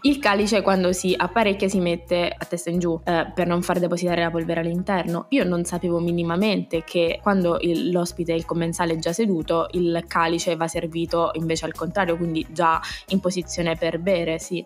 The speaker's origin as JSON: {"language": "Italian", "region": "Abruzzo", "country": "Italy", "said": "da abruzzese raddoppiamo tutto, abbondiamo"}